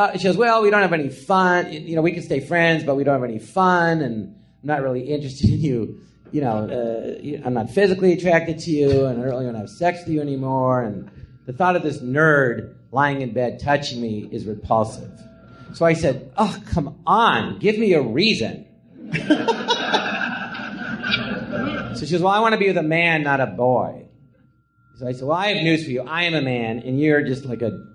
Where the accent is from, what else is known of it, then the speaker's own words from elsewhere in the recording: Los Angeles, California, United States; I'm from Tarzana